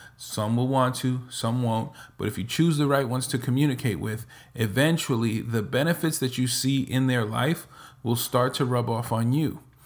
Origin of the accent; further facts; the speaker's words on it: New York, United States; moved away as an adult; also born or lived in Nevada / Florida / New Jersey / Dominican Republic; now in Texas, United States; I'm originally from New York, spent the majority of my life in New York